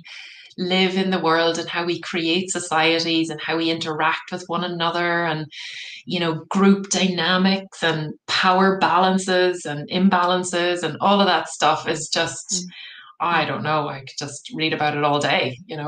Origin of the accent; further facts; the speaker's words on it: Cork, Munster, Ireland; moved away as an adult; also born or lived in Galway; I'm from Cork originally